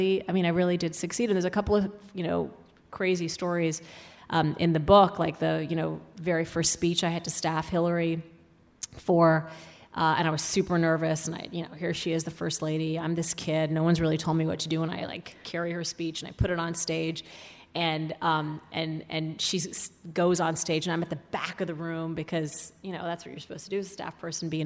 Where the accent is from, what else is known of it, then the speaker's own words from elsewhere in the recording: Saudi Arabia; now in United States; growing up in Saudi Arabia